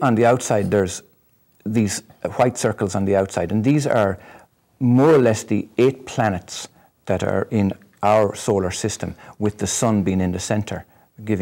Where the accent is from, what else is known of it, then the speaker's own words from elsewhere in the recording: Ireland; I'm Irish